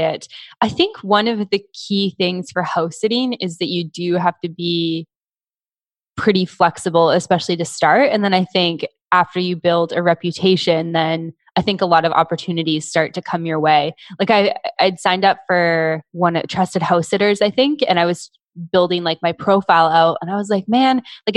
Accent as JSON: {"language": "English", "country": "Canada", "said": "being Canadian, we're not like covered in the US"}